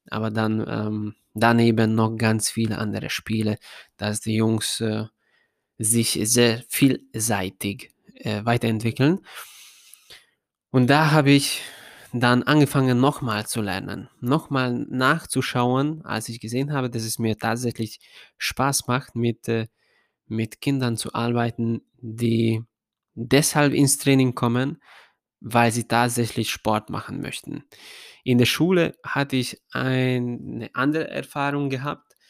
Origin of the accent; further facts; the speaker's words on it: Ada, Vojvodina, Serbia; German is a second language; habe ich dann meinen ersten Job als Fußballtrainer in äh, Ada, in meinem Heimatstadt, bekommen